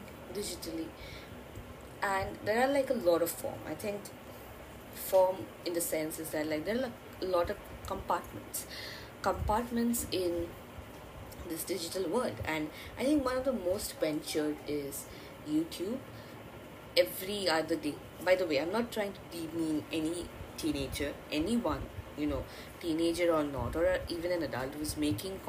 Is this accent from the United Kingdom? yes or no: no; Bengal, India; accent: Indian; English is a second language; I'm an Indian and I actually know three languages: Hindi, Bengali and English, because I'm also a Bengali.